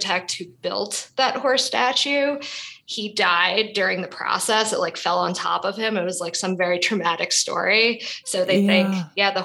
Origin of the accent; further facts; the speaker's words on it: New York City, New York, United States; I was born and raised in Brooklyn, New York